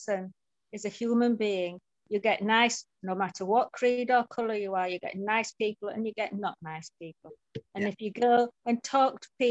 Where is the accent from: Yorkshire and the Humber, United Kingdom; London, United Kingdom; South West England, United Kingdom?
Yorkshire and the Humber, United Kingdom; Leeds; I was born in St. James's Hospital, Hare Hills. I lived in Hare Hills for 19 years before I got married.